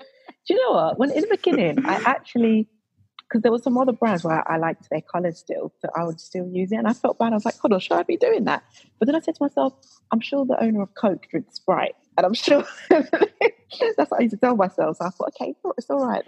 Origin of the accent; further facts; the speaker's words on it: Croydon, London, United Kingdom; I actually grew up in Croydon